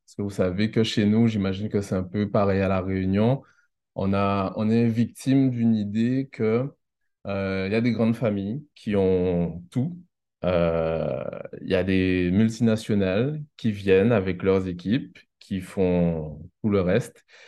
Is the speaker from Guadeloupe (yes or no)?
yes; Pointe-à-Pitre, Guadeloupe; also born or lived in Le Moule, Guadeloupe / Baie-Mahault, Guadeloupe; j'ai vécu entre Pointe-à-Pitre et Bémao